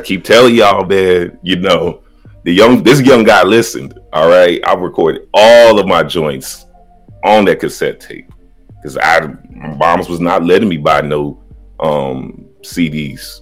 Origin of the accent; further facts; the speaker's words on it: Chicago, Illinois, United States; I'm still from Chicago